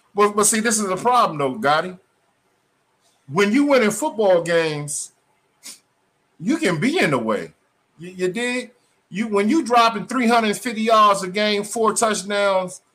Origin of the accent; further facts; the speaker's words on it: Maryland, United States; also born or lived in Spartanburg, South Carolina; we are from Maryland. I'm from Maryland